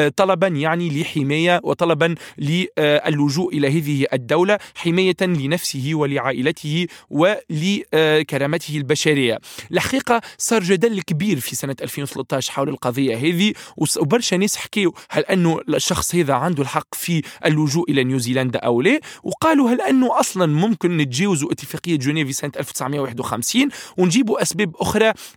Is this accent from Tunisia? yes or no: yes; Tunisia; أنا كتونسي